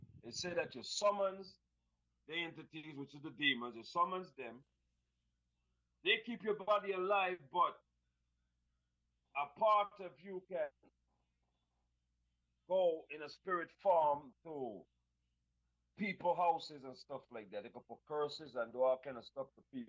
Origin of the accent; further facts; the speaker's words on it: Little Haiti, Florida, United States; also born or lived in Virgin Islands / Texas; I was born in the Virgin Islands, raised in Little Haiti and Texas. So I don't know about the customs and the stuff that they got going on down these parts.